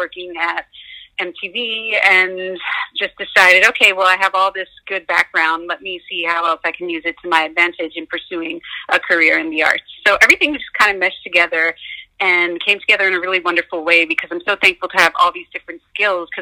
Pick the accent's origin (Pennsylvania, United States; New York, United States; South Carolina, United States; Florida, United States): New York, United States; Growing up in New York